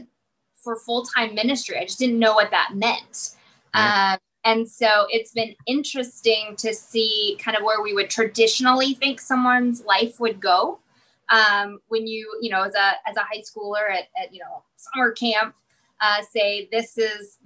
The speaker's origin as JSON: {"language": "English", "town": "Mount Vernon", "region": "Illinois", "country": "United States", "tie": "born or raised there", "also_born_or_lived": "Lincoln, Illinois", "moved": "as an adult", "said": "So I am from Mount Vernon, Illinois. So a small town in southern Illinois, of about 15,000."}